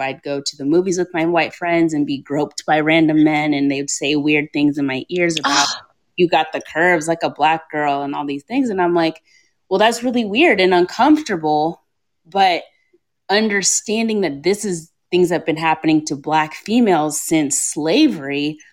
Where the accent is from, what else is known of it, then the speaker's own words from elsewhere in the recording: Kentucky, United States; Growing up in ah. Kentucky, I lived in white suburbia in an all black family with two immigrant parents.